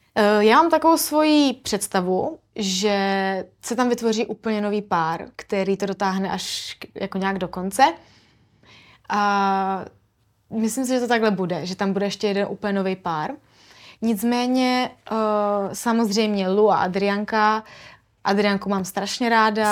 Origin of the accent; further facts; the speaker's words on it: Brno, South Moravian Region, Czechia; My jsme oba dva z Brna